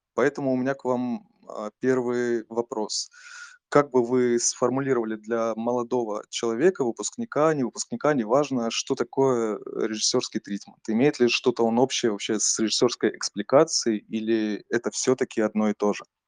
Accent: Taganrog, Rostov Oblast, Russia; я сам из Таганрога, это Ростовская область

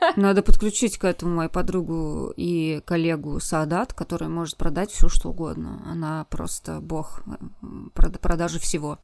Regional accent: Vladimir, Vladimir Oblast, Russia; moved away; на моей малой родине в э, городе Владимире

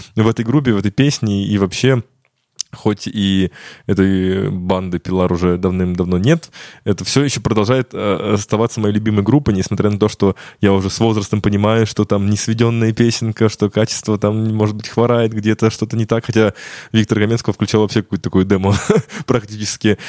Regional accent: Ryazan, Ryazan Oblast, Russia; moved away; я сам родом из города Рязани

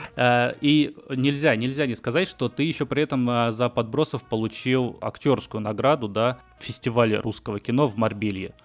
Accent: Batumi, Adjara, Georgia; moved away; Я сам из Батуми, грузинский город небольшой

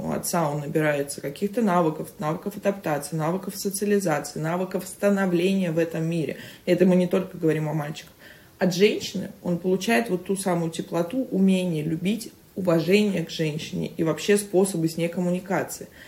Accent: Saint Petersburg, Russia; moved away as an adult; now in Moscow, Russia

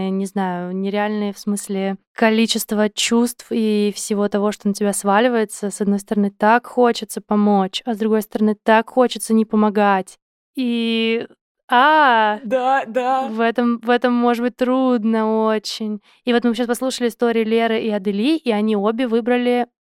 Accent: Tbilisi, Georgia; Russian is a second language; Гамарджоба, я из, я из Грузии, из Тбилиси.

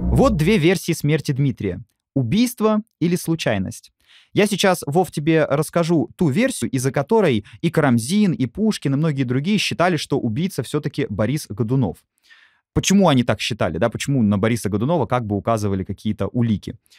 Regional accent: Moscow, Russia; Я сам как москвич

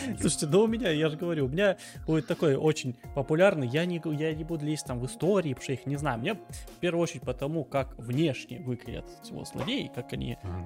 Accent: Krasnodar Krai, Russia; я с Кубани, я более-менее понимаю украинский

